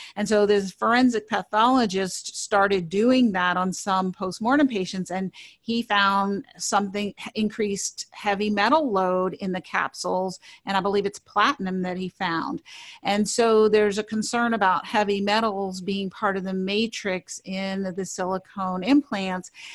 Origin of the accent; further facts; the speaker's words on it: New York City, New York, United States; I grew up in New York City